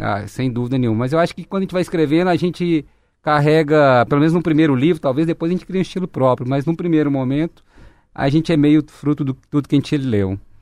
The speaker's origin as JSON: {"language": "Portuguese", "region": "Minas Gerais", "country": "Brazil", "tie": "born or raised there", "said": "todos nós que nascemos em Minas Gerais"}